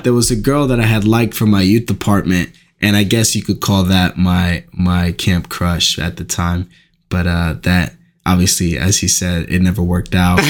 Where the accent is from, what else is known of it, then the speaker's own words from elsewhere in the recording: Newark, New Jersey, United States; I grew up in Newark, New Jersey